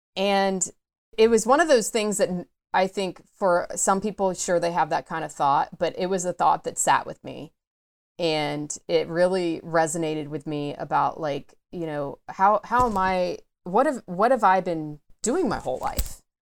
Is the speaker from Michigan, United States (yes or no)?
no; Atlanta, Georgia, United States; I am from the Atlanta area, grew up in the suburbs of Atlanta